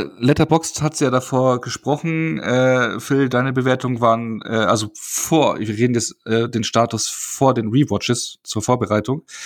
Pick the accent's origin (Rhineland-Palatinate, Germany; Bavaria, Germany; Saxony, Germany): Bavaria, Germany; ich komme ja aus Bayern